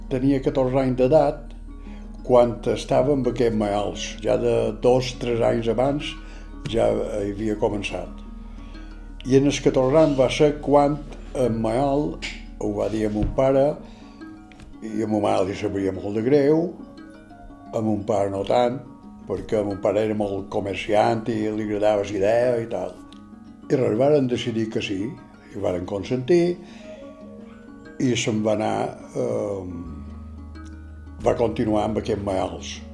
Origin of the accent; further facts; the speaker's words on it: Normandy, France; born there; vaig néixer a Normandia, França, el 4 de desembre de 1932.